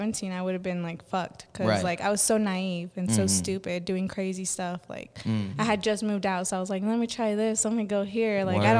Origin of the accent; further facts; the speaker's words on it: Orlando, Florida, United States; born there; No, I was born in Orlando, Florida